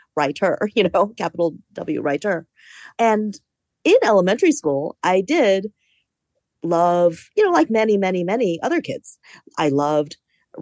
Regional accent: Fairfax County, Virginia, United States; also born or lived in Carmel, California; I was born in Carmel, California, but I consider myself an East Coast person because I was raised in the Northern Virginia suburbs of DC

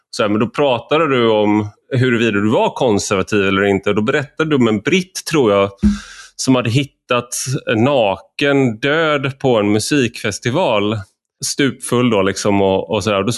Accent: Gothenburg, Västra Götaland, Sweden; jag är göteborgare, så ordvitsen var viktigare än själva budskapet, tror jag.

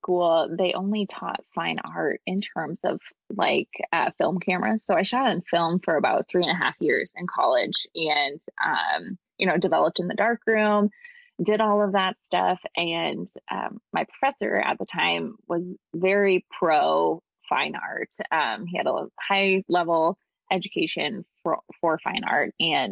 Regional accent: Iowa, United States; moved away as an adult; also born or lived in Los Angeles, California; I'm from Iowa, people started seeing me do this and they started flying me back to Iowa to shoot weddings

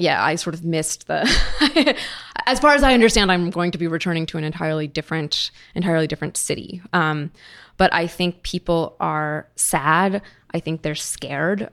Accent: United States; moved away as an adult; now in Berlin, Germany; I live in Berlin, of course, and I still feel, you know, I still feel in some ways that my home is here and I'm American

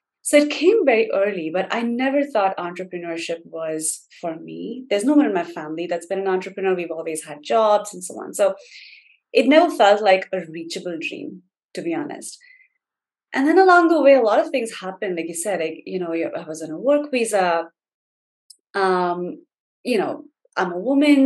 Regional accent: India; moved away as an adult; now in United States; I grew up in India.

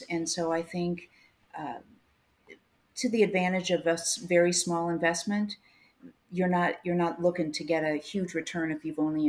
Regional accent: Midwest, United States; Which, and I'm not just saying that because I'm a Midwesterner.

